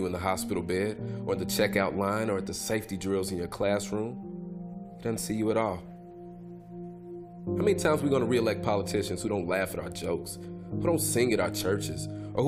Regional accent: Louisville, Kentucky, United States; So I grew up in the West End of Louisville. I live in 40203, the poorest zip code in the state.

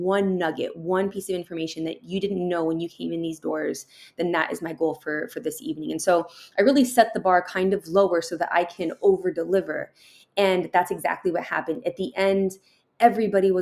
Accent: San Diego, California, United States; also born or lived in Tucson, Arizona; I was raised here in San Diego

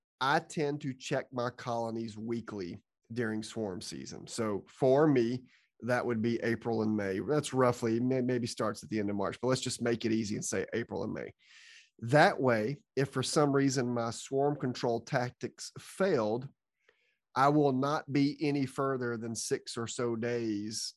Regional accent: Georgia, United States; now in Florida, United States; growing up in Georgia, selling my honey at farmers markets

